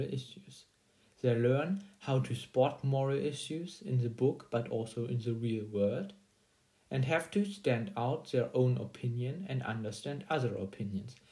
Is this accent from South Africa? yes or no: no; Germany; English is a second language; I'm a student from Germany